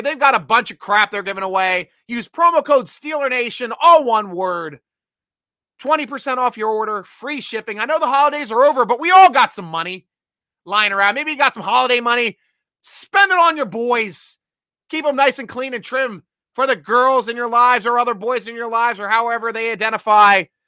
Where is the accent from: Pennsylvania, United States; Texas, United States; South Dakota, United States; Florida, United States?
Pennsylvania, United States; Williamsport; also born or lived in Baltimore-DC area; now in Frederick, Maryland, United States; I'm from Little League World Series territory up in Williamsport, Pennsylvania. That's where I was born and raised. Spent my elementary school years up in Williamsport area.